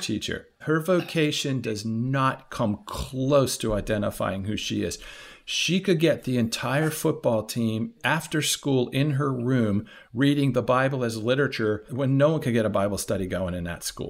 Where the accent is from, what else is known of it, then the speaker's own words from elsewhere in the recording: Washington, District of Columbia, United States; I grew up in Washington, D C